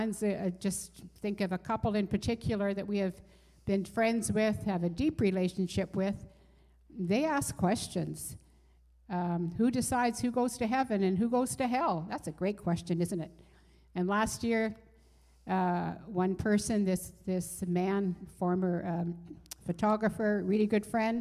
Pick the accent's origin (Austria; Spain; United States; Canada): Canada; moved away; we're Canadian